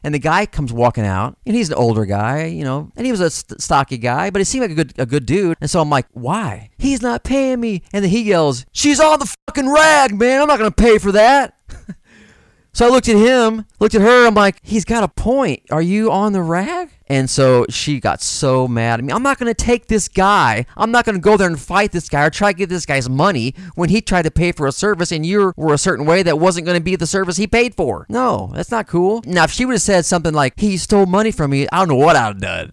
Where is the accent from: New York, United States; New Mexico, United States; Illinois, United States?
Illinois, United States; Granite City; moved away as an adult; also born or lived in California; I'm from Granite City, Illinois. It's a little town in Southern Illinois, right across the river from Saint Louis, Missouri.